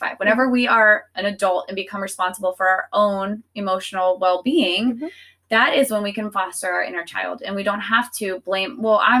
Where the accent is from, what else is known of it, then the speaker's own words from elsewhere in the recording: the South, United States; I'm born and raised in the South